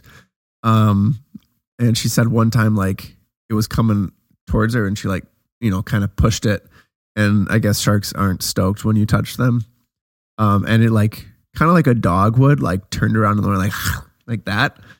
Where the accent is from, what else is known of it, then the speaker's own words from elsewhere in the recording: Wisconsin, United States; we're from Wisconsin